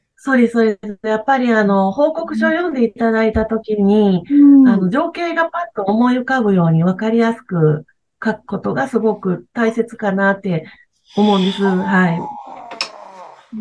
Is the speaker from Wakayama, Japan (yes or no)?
yes; Wakayama, Japan; その和歌山はやっぱり自分が生まれ育った町